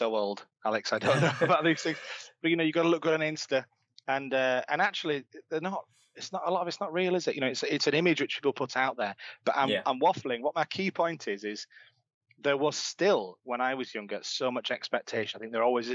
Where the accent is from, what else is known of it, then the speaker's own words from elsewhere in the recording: Leeds, Yorkshire and the Humber, United Kingdom; I grew up in Leeds. You might be able to tell from my accent